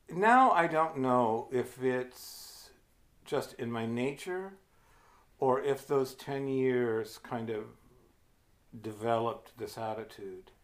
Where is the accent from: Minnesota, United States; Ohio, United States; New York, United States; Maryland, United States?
Ohio, United States; moved away as an adult; now in New Hampshire, United States; I'm from Ohio